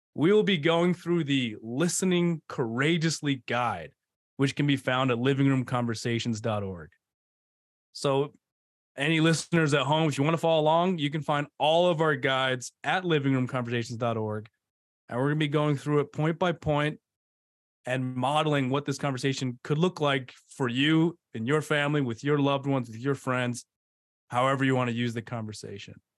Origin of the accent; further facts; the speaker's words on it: D.C., District of Columbia area, United States; moved away; also born or lived in Provo, Utah; I grew up outside of Washington, D C